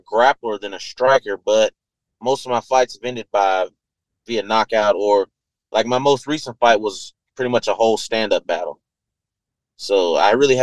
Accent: Georgia, United States; where I live at in my hometown, they filmed The Walking Dead out here

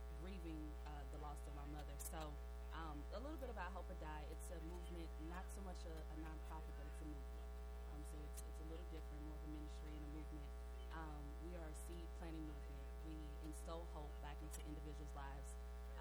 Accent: Louisville, Kentucky, United States; accent: New York; moved away as an adult; also born or lived in New York; I grew up in the West End. I grew up in Village West

